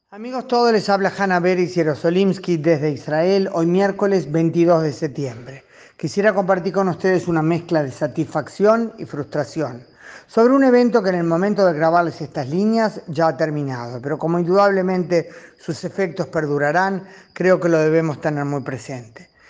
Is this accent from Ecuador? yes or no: no; Uruguay; Como uruguaya y como judía uruguaya